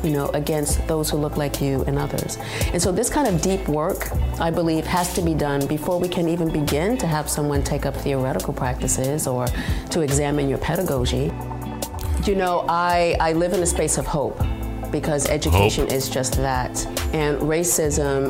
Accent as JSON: {"language": "English", "town": "New York City", "region": "New York", "country": "United States", "tie": "born or raised there", "said": "I was born in the Bronx"}